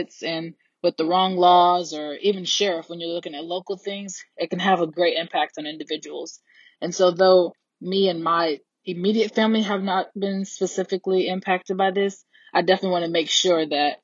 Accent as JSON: {"language": "English", "town": "Kirkwood", "region": "Missouri", "country": "United States", "said": "I'm from Kirkwood, Missouri"}